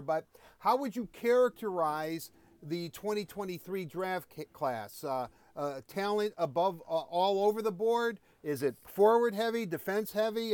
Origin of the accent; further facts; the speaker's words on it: United States; I'm an American